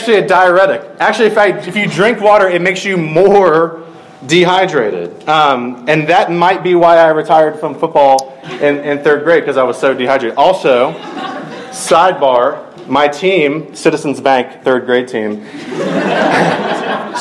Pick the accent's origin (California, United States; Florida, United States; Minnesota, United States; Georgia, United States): Georgia, United States; Middle; I grew up in Middle Georgia